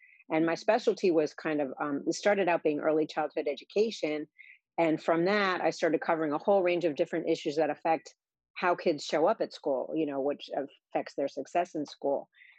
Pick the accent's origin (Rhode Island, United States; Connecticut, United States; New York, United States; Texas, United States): Rhode Island, United States; Pawtucket; also born or lived in Boston, Massachusetts; now in Ellicott City, United States; Okay. Well, I grew up in Rhode Island, a little town called Pawtucket, Rhode Island. And so New England is really in my blood.